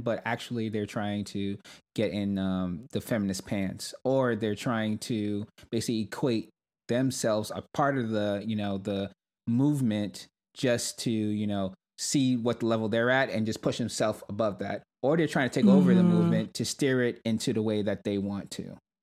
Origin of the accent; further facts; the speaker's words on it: New York City, New York, United States; I grew up in Brooklyn, New York